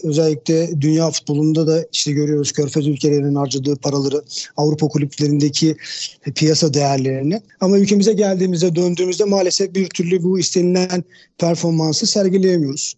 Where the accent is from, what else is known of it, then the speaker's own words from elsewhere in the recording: Istanbul, Turkey; 1976 İstanbul doğumluyum.